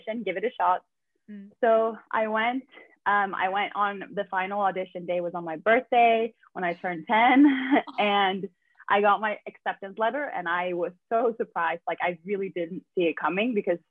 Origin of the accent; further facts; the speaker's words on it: Stockholm, Stockholm County, Sweden; I'm from Sweden. I'm from Stockholm.